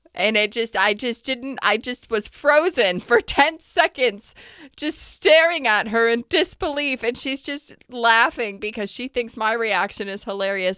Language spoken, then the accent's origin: English; United States; as an American